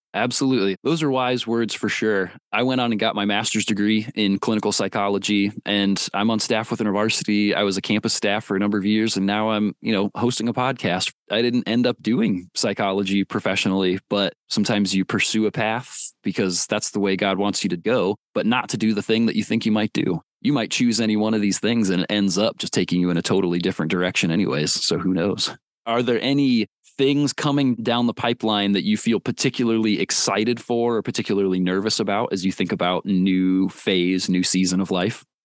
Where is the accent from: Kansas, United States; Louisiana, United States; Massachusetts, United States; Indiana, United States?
Indiana, United States; Warsaw; That is my hometown. I am from Warsaw, Indiana